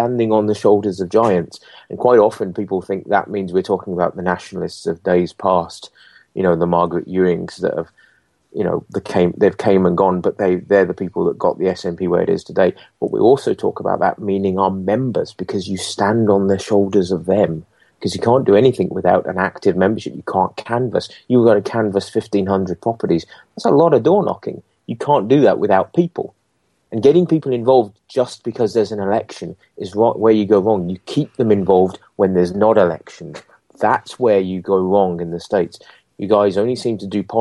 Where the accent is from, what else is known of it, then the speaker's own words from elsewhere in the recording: England, United Kingdom; now in Scotland, United Kingdom; I'm English. My family come from England and got family in England and friends in England